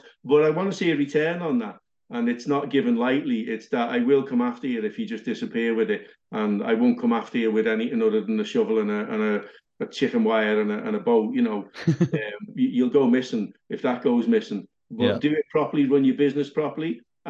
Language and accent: English; Liverpool, North West England, United Kingdom; I don't know. I grew up in Liverpool. I did all the right things. I stayed away from drugs.